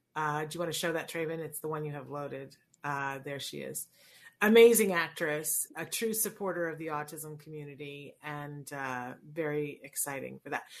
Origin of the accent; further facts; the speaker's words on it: Saratoga Springs, New York, United States; also born or lived in Puerto Rico; I grew up in Saratoga, New York, and I didn't understand that it was a little bit different than every place else